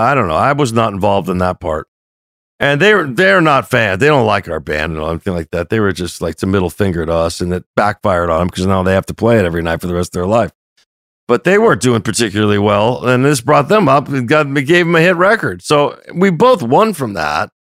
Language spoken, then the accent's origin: English; Los Angeles, California, United States; we're from North Hollywood